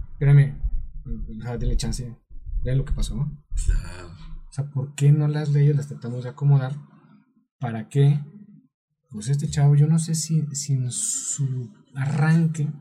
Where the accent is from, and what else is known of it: Mexico